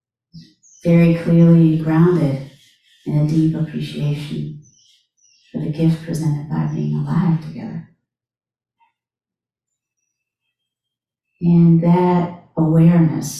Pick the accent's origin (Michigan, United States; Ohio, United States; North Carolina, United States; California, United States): North Carolina, United States; growing up in America, born in 1967, in North Carolina